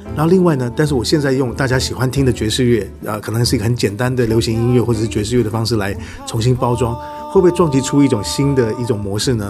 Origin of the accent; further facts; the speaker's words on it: Taipei, Taiwan; also born or lived in Taoyuan; 我住在台北，我在台北出生，然后嗯。我的故乡在桃园，因为桃园就在台北的旁边